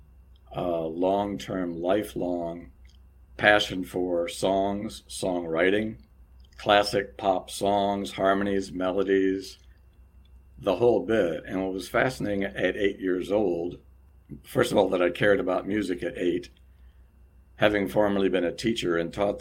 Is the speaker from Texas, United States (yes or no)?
yes; Houston, Texas, United States; moved away as an adult; also born or lived in Los Angeles; I was born and raised in Houston, Texas in 1955